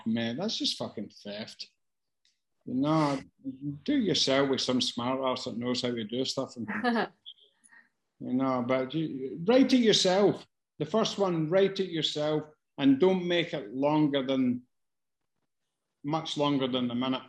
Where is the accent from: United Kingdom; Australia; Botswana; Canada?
United Kingdom; Glasgow, Scotland; growing up in Glasgow. I fucking did that.